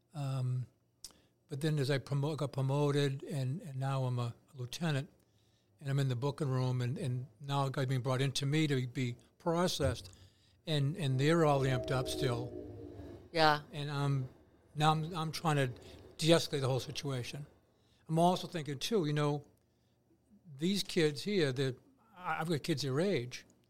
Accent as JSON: {"language": "English", "town": "Braintree", "region": "Massachusetts", "country": "United States", "tie": "born or raised there", "said": "my hometown"}